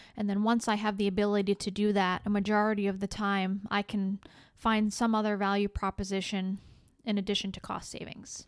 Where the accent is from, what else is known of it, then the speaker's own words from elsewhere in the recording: Rhode Island, United States; moved away as an adult; now in Florida, United States; I grew up in Rhode Island and spent the first thirty-five years of my life there